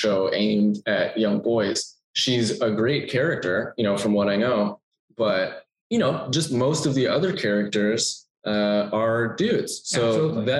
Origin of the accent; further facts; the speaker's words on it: Texas, United States; moved away as an adult; also born or lived in California; now in Los Angeles, United States; I was born in California and then moved to Texas